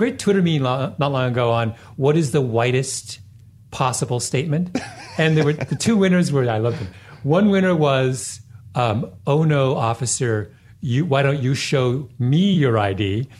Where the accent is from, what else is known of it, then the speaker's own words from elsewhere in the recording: Jamaica; No, not that far. I'm a Jamaican.